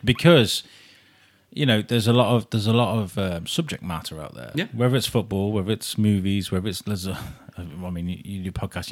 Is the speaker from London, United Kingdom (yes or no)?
no; Wrexham, Wales, United Kingdom; now in Shrewsbury, United Kingdom; I grew up in Wrexham